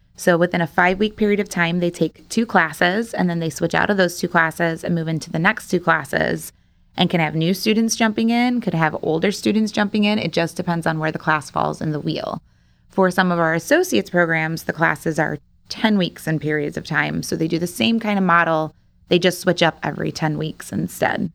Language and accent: English; Rolling Meadows, Illinois, United States; moved away as an adult; also born or lived in DeKalb, Illinois; now in Rockford, United States; I am actually from Rolling Meadows. So, Arlington Park Racetrack was basically my backyard